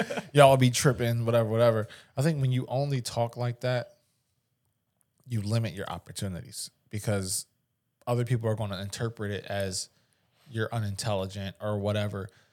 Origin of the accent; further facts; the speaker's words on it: Philadelphia, Pennsylvania, United States; I'm from West Philly